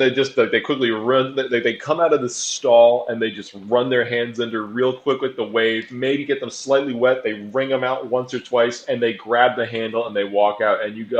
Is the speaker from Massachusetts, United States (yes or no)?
yes; Boston, Massachusetts, United States; Motherfucker, I'm from Boston. Fuck New York.